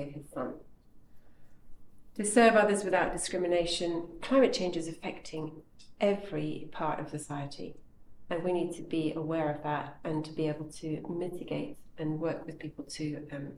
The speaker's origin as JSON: {"language": "English", "country": "Kenya", "tie": "born or raised there", "moved": "yes", "lives_now": "United Kingdom", "said": "I grew up in Kenya"}